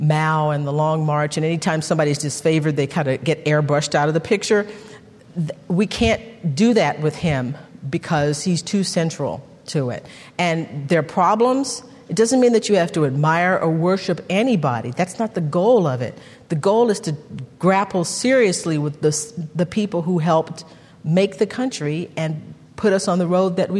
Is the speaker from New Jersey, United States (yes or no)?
no; Texas, United States; I'm from Texas